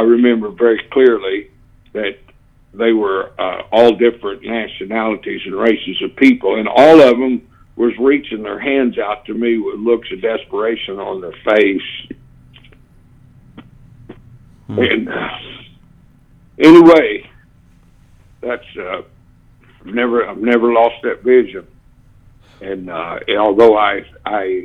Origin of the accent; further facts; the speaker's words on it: Tulsa, Oklahoma, United States; I grew up in the First Apostolic Church in Tulsa, Oklahoma